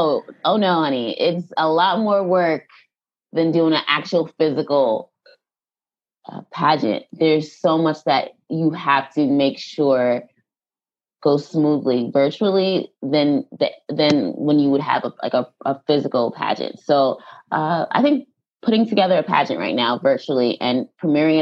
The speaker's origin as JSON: {"language": "English", "area": "Long Island", "region": "New York", "country": "United States", "said": "I am from Long Island. I love everything about Long Island. So I'm a Long Island girl"}